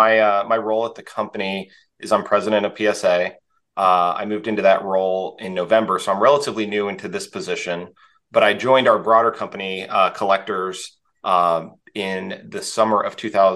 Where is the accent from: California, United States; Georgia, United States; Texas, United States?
Texas, United States; I grew up in Texas in the US